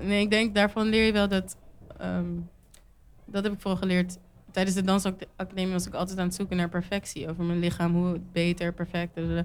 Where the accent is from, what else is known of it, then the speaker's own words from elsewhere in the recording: Netherlands; ik ben ook geboren getogen in Nederland